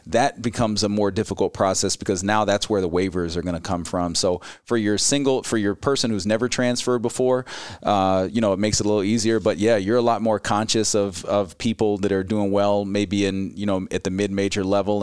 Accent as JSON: {"language": "English", "town": "Gainesville", "region": "Florida", "country": "United States", "tie": "born or raised there", "moved": "as an adult", "lives_now": "Ames, United States", "said": "I grew up in Gainesville, Florida"}